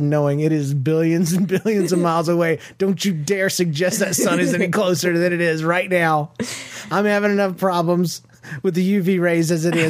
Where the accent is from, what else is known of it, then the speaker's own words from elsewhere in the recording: Florida, United States; also born or lived in Georgia; We're from Florida and Georgia originally, where it actually makes sense to be tan.